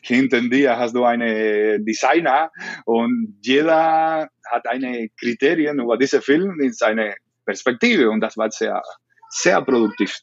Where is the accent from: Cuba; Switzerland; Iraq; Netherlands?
Cuba; Camagüey; German is a second language; moved away as an adult; also born or lived in Esmeralda, Camagüey / Havana; now in Germany; ich bin in Camagüey geboren, ich bin in Camagüey.